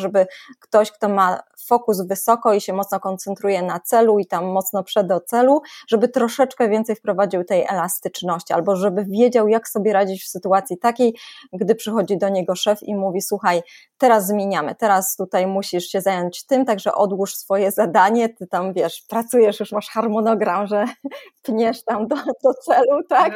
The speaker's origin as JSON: {"language": "Polish", "country": "Poland"}